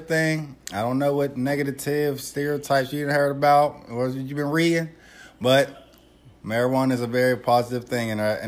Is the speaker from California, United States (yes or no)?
yes; Los Angeles, California, United States; I'm from L.A.